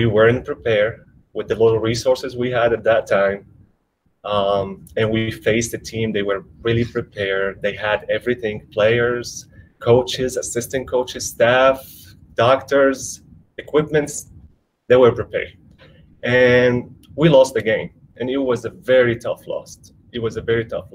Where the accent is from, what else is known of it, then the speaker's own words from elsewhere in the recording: Damascus, Damascus Governorate, Syria; moved away; I grew up in Damascus